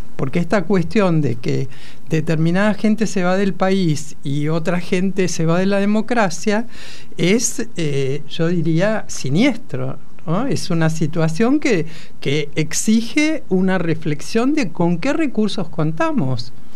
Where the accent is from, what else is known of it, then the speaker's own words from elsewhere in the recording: La Plata, Buenos Aires Province, Argentina; yo soy eh, platense